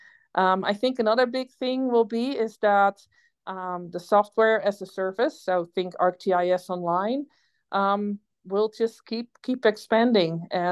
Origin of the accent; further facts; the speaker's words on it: Netherlands; accent: Dutch; also born or lived in Canada; now in Idaho, United States; if anybody has been wondering what my accent is, it's Dutch. I grew up in the Netherlands on a farm in a polder about 15 feet below sea level.